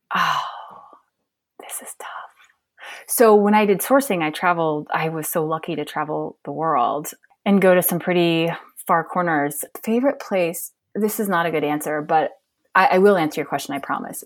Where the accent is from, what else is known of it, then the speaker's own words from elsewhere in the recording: Montana, United States; I'm from Montana, fifth generation. I've lived here a lot of my life, not all of my life, but most of it.